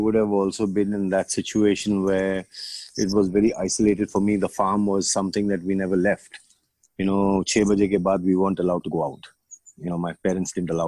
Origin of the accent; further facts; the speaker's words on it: Bangalore, Karnataka, India; also born or lived in Bombay, India; I grew up in Yelahanka. Yelahanka was on village